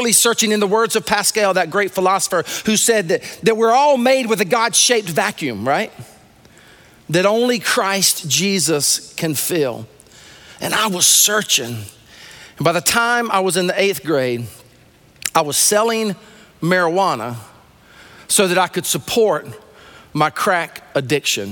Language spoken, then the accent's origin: English; Sumter, South Carolina, United States; I was raised in Sumter, South Carolina.